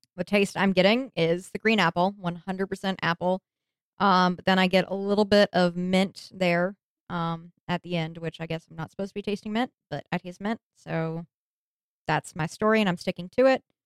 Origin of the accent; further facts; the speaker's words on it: the West, United States; I'm from the West